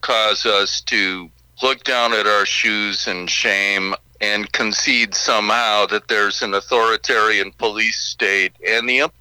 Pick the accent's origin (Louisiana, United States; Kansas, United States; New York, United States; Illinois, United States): Illinois, United States; Chicago; moved away as an adult; also born or lived in Seattle; I grew up on the south side of Chicago, South Shore neighborhood